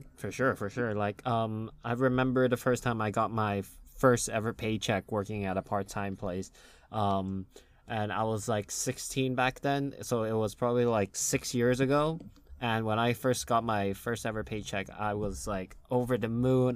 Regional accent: United States; accent: normal American; I have a normal American accent

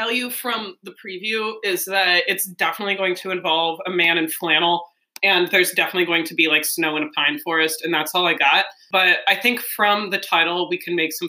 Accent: Minnesota, United States; up in Minnesota, so you know, hockey love.

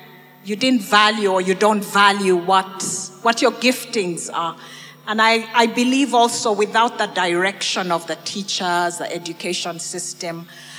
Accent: Kenya; also born or lived in Uganda / Botswana; I've lived and grown up in a lot of countries, in Kenya. I was born in Uganda. But spent a lot of my education in Kenya. I was in Botswana.

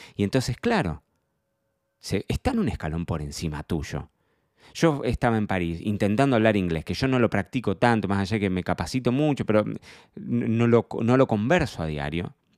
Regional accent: Carlos Casares, Buenos Aires Province, Argentina; moved away as an adult; me marcó mi infancia en Casares

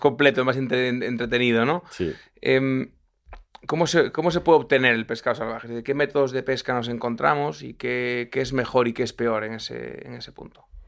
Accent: Lugo, Galicia, Spain; yo soy de Lugo

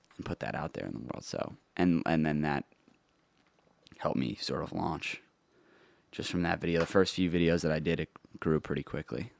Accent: New York City, New York, United States; I grew up in New York

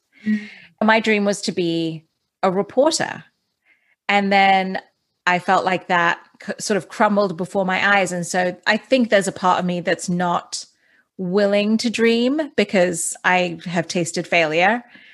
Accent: Dubai, United Arab Emirates; that was the thing also about growing up in Dubai, is that it's such a cosmopolitan city.

